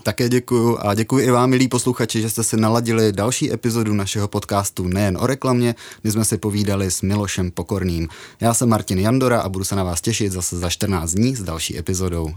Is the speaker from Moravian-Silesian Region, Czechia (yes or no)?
yes; Kopřivnice, Moravian-Silesian Region, Czechia; Já pocházím z Kopřivnice